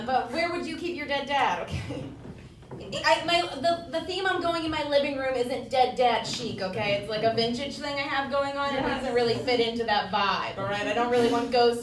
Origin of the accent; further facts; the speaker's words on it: New Jersey, United States; I'm from New Jersey